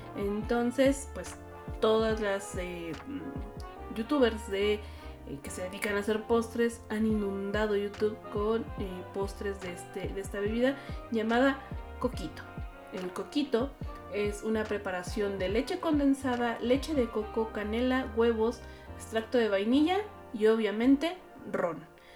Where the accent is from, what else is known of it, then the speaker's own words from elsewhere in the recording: Mexico; como mexicanos